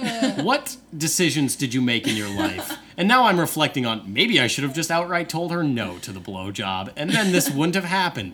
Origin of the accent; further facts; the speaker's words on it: Alabama, United States; now in Wisconsin, United States; I am from Alabama.